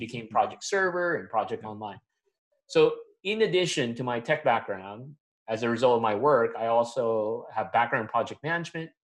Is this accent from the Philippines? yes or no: yes; Manila, Metro Manila, Philippines; moved away as an adult; also born or lived in Atlanta, Georgia, United States; now in United States; I'm born and raised in Manila, Philippines.